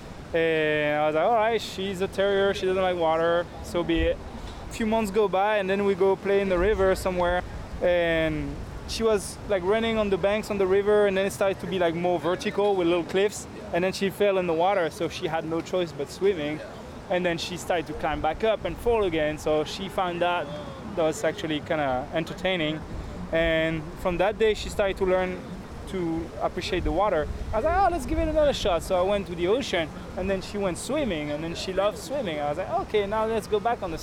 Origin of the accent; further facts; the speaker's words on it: France; moved away as an adult; now in Hawaii, United States; I was born in Hawaii, but I grew up in France